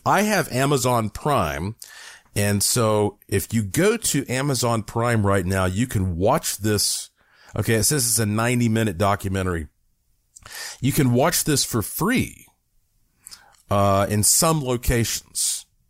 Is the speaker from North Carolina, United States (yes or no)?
yes; Asheville, North Carolina, United States; born or raised there; moved away as an adult; now in Las Vegas area, United States